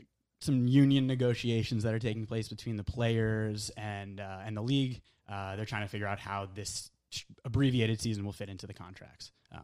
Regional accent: Connecticut, United States; We found a studio in Connecticut, in my hometown.

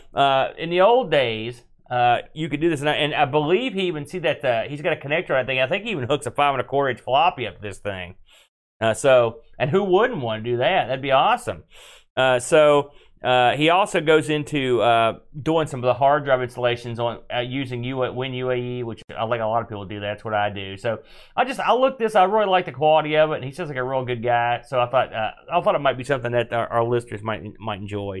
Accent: West Virginia, United States; We're from West Virginia

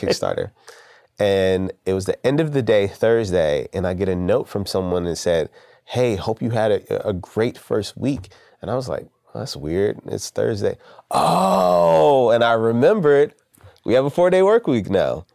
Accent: Richmond, Virginia, United States; I'm from Southside Richmond

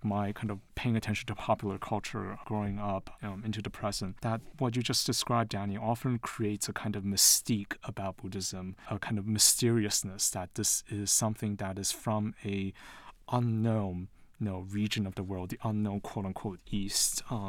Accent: Taiwan; also born or lived in London / United States / New York; now in Utah, United States; I'm originally from Taiwan. I was born in London, but I grew up in Taiwan and the US, and I lived in New York before moving to Utah.

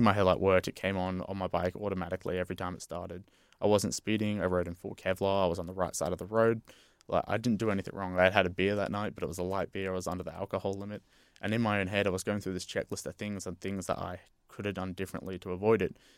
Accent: Brisbane, Queensland, Australia; moved away; also born or lived in Western Australia; I'm from Brisbane myself

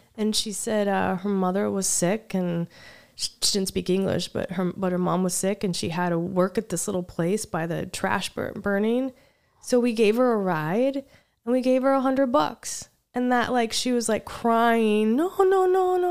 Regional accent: United States; I'm from, I'm from America, from the United States

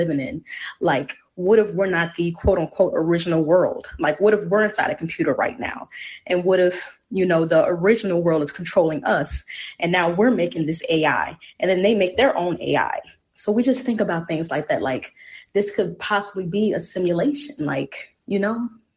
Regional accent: St. Paul, Minnesota, United States; As a fellow Minnesotan

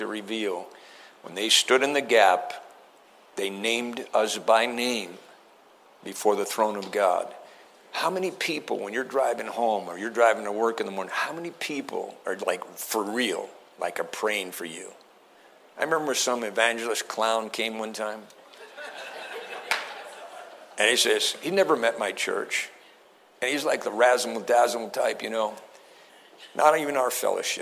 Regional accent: East Coast, United States; I'm from the East Coast.

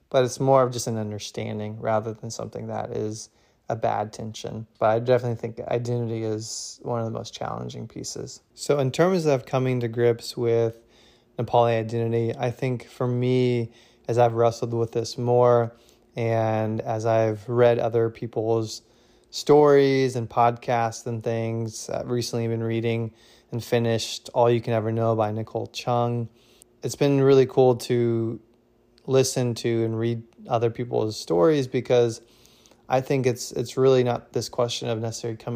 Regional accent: Marion, Indiana, United States; In terms of just growing up, I grew up in Marion, Indiana, uh, which is like an hour north of Indianapolis. It was a pretty normal childhood, I would say.

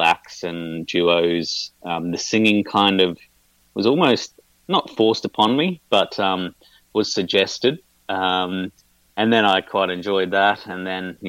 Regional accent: Brisbane, Queensland, Australia; now in Melbourne, Australia; Melbourne's home. I grew up in Brisbane

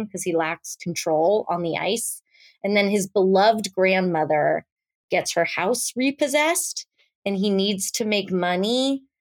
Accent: Orange County, California, United States; growing up in Orange County as a Jew

